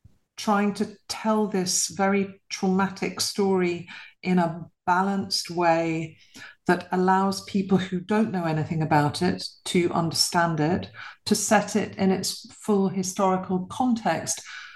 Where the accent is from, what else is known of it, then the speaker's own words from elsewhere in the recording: London, United Kingdom; I was born and bred in London to a British mother and a Polish father.